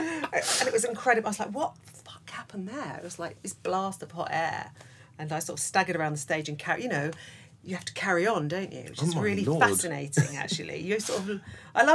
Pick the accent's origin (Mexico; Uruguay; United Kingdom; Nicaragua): United Kingdom; London; it was in London. Yeah, I grew up in London